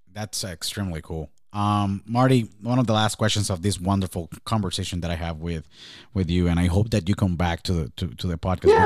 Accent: Puerto Rico; when I was born and raised in Puerto Rico

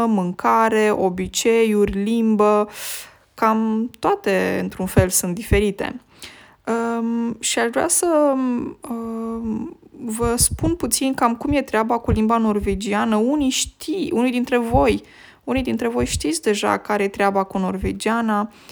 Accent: Romania; first language Romanian; moved away as an adult; now in Norway; limba română mi este limba maternă

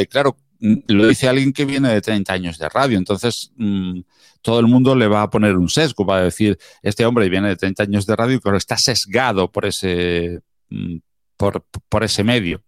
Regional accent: small town near Málaga, Andalusia, Spain; en mi pueblo natal, es un pueblito de pocos habitantes, alrededor de unos 10.000 habitantes, muy cerquita de la, de la capital de, Málaga

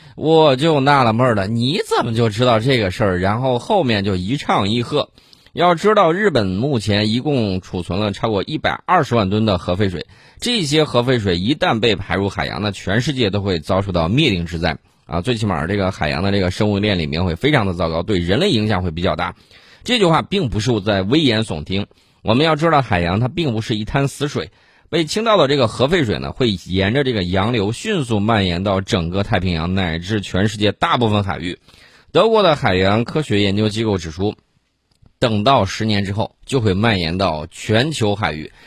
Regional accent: China; 我们中国人

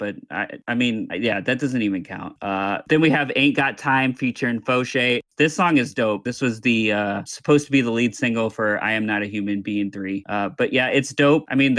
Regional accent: Atlanta, Georgia, United States; I'm from Atlanta

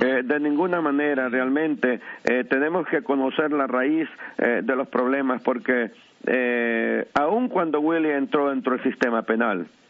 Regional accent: La Ceiba, Atlántida, Honduras; now in New York, United States; soy natural de Honduras, del bello puerto de La Ceiba

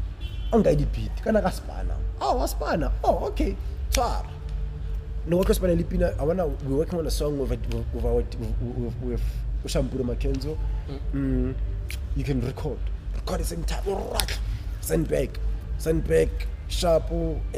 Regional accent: Northam, Limpopo, South Africa; moved away; I'm based here. I'm not from here. Hey. I'm from Northam. I'm from Limpopo.

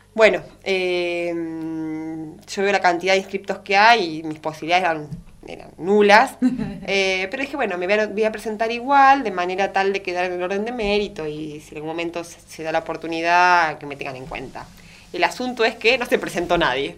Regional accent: Puan, Buenos Aires Province, Argentina; soy de Puan

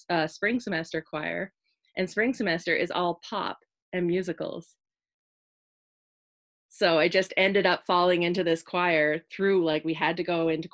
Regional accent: Stouffville, Ontario, Canada; my hometown of Stouffville, Ontario

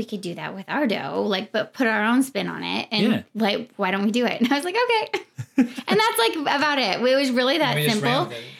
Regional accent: Nebraska, United States; now in Arizona, United States; We're originally both from Nebraska, but we did both go to U of A.

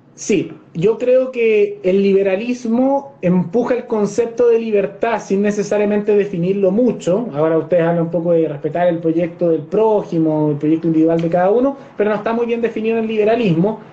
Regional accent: Chile

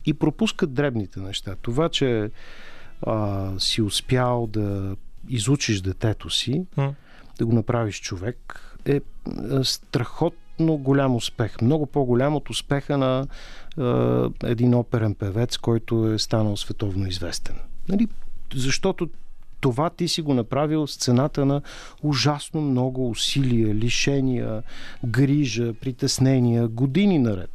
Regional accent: Bulgaria; като българи

